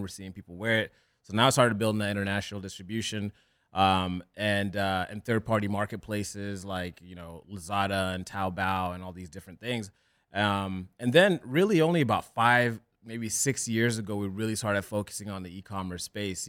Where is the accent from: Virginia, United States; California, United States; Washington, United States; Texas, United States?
California, United States; Orange County; also born or lived in Kenya; I grew up in Orange County